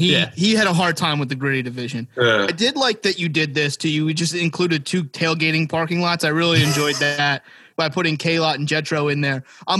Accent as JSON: {"language": "English", "region": "New Jersey", "country": "United States", "said": "I'm from South Jersey and I'm down the shore all the time"}